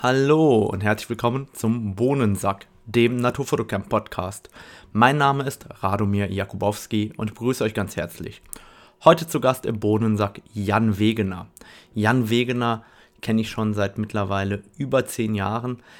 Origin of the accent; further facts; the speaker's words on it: Germany; bei uns in Deutschland